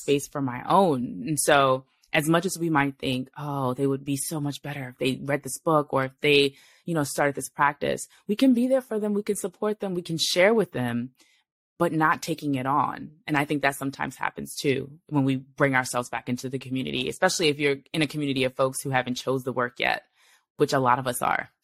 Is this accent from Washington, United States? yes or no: no; New York City, New York, United States; I was born in Brooklyn. I was raised in New York.